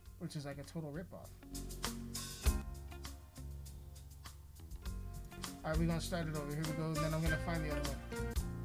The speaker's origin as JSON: {"language": "English", "region": "Colorado", "country": "United States", "tie": "born or raised there", "said": "my hometown made national news, which is fucking hilarious because we got a population of only like maybe 17 to 20,000 fucking people"}